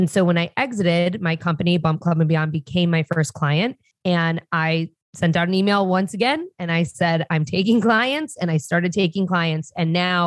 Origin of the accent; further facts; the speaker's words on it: Detroit, Michigan, United States; moved away as an adult; also born or lived in Chicago; I grew up in Detroit, and I'm very proud to say that, not the city, but in the suburbs of Detroit